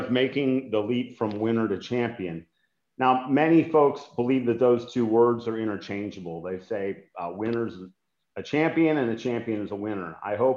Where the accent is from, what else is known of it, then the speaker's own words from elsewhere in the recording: Cincinnati, Ohio, United States; I was a track and field coach to inner city kids in my hometown of Cincinnati, Ohio